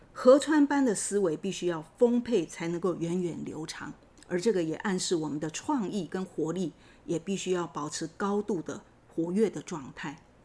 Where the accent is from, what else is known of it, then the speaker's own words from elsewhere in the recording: Taiwan; 我们台湾人